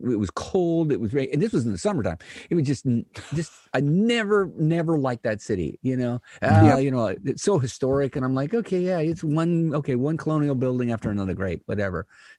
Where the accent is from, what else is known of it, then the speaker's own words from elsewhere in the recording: Midwest, United States; I was led to believe growing up in the Midwest that Florida was the promised land.